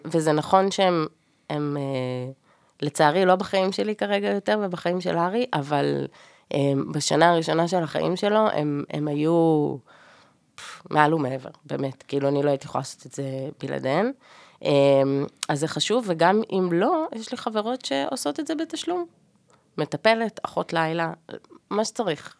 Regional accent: Ra'anana, Central District, Israel; אני במקום מהמרכז, מרעננה

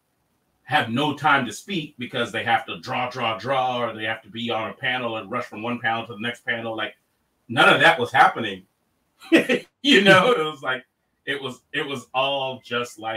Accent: Los Angeles, California, United States; growing up in Los Angeles

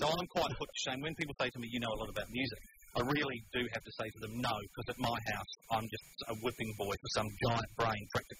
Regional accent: New Zealand; moved away; being from New Zealand

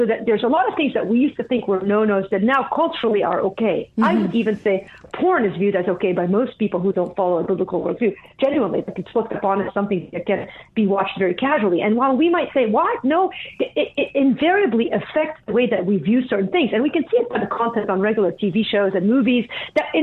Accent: Lebanon; moved away; I grew up in Lebanon

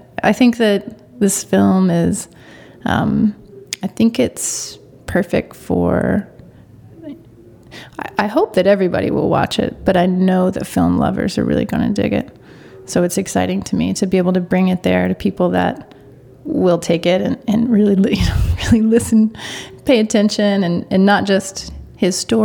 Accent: Oklahoma, United States; I'm from Oklahoma

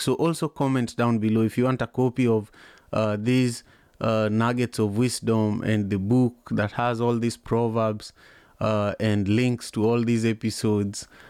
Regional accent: Kisumu, Kisumu County, Kenya; moved away as an adult; also born or lived in Manyatta, Kisumu; now in United States; I grew up in Kisumu, Kenya

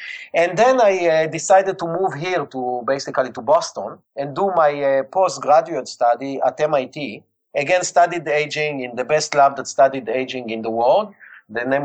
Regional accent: Israel; accent: Israeli; English is a second language; I was born and raised in Israel

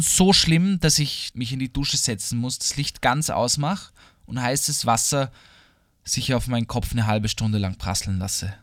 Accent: Vienna, Austria; für mich als Österreicher und als Wiener

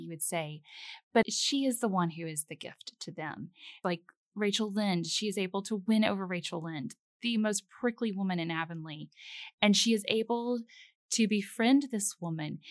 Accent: the South, United States; I grew up in the South mostly

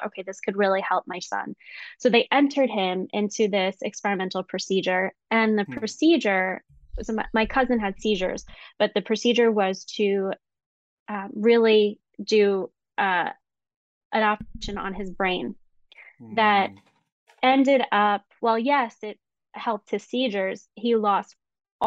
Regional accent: United States; I am a Pakistani and Filipino, cisgender female. I'm Muslim, identify as Muslim, and my parents immigrated to the United States back in the 1970s. So I would be the first sort of born here

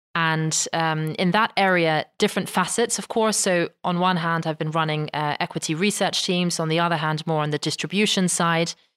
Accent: London, United Kingdom; moved away as an adult; now in Netherlands; I was very much um, sort of born and raised in London

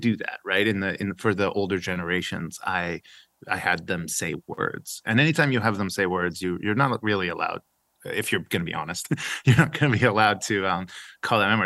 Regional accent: Edmond, Oklahoma, United States; born or raised there; also born or lived in Iran / United Arab Emirates / Rome, Italy

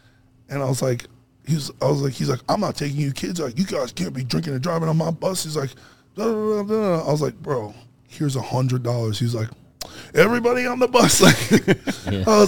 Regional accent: New York City, New York, United States; moved away; also born or lived in Los Angeles; I'm from Brooklyn

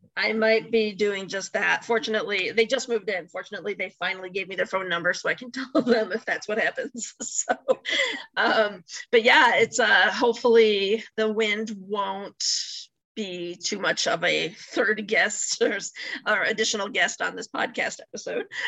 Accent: Chicago, Illinois, United States; now in Michigan, United States; I grew up in the Chicago area

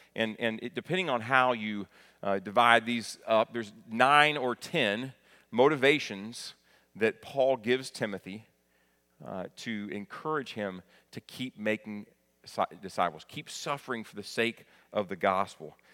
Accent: Kentucky, United States; moved away; I'm proud of my home state, very thankful for being raised in Kentucky.

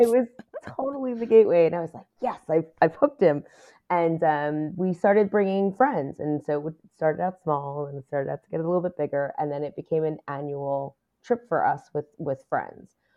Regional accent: New York City, New York, United States; I was born and raised in New York City. I lived in Queens for m, pretty much all of my life

